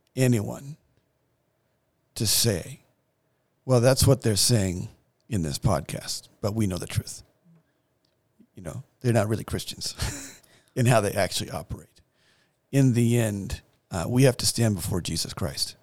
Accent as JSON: {"language": "English", "country": "United States", "said": "as an American"}